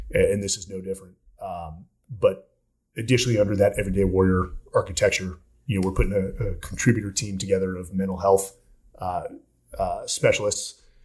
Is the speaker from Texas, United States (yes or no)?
no; Palo Alto, California, United States; also born or lived in San Francisco; born in the, uh, the Bay Area